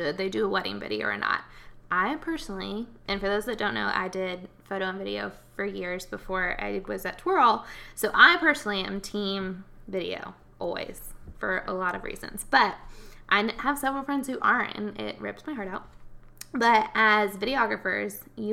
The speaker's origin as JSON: {"language": "English", "town": "Knoxville", "region": "Tennessee", "country": "United States", "moved": "as an adult", "lives_now": "Lexington, United States", "said": "I'm from Knoxville, Tennessee"}